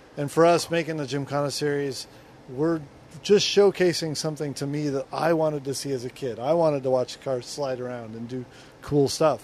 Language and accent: English; Southern California, United States; I grew up in Southern California